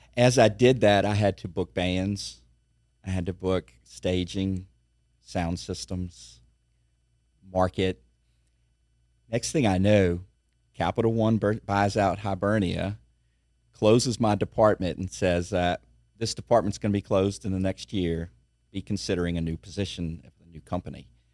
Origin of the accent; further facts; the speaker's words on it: Baton Rouge, Louisiana, United States; I grew up in Baton Rouge